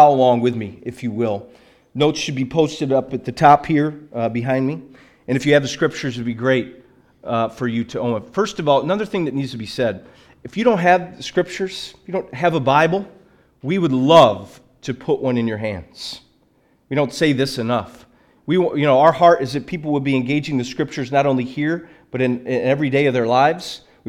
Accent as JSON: {"language": "English", "town": "Liverpool", "region": "North West England", "country": "United Kingdom", "said": "I'm from Liverpool originally."}